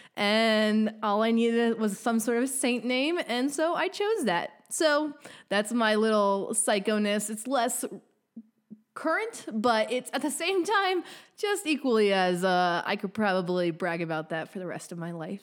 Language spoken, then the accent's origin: English; Montana, United States; moved away as an adult; also born or lived in Texas; I'm originally from Montana, so it's kind of what I call home